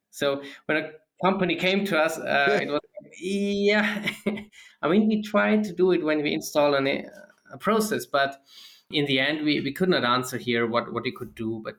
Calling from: Dornbirn, Vorarlberg, Austria; I'm joining here from Austria, mm-hmm. in the very western part. It's near Lake of Constance in Dornbirn.

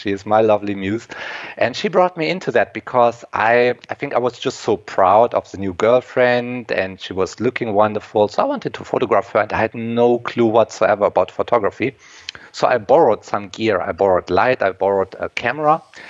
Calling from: Germany; English is a second language; And yes, I'm coming from Germany. Over here, we already have sundown.

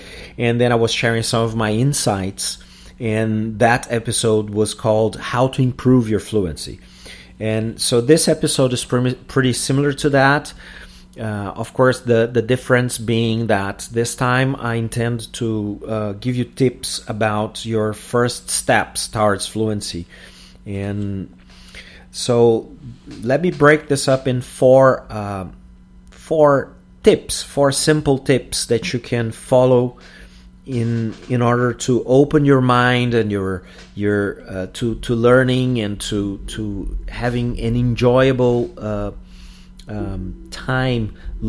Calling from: Porto Alegre, Rio Grande do Sul, Brazil

